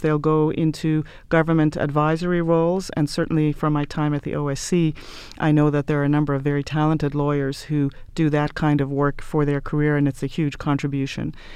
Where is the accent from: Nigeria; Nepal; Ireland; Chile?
Ireland; moved away as an adult; I'm from Ireland originally